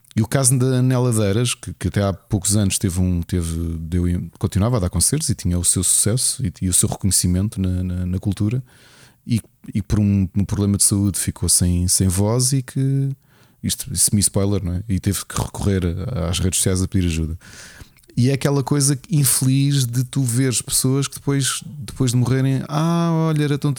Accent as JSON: {"language": "Portuguese", "region": "Lisbon", "country": "Portugal", "tie": "born or raised there", "moved": "yes", "said": "eu sou Lisboeta born and raised"}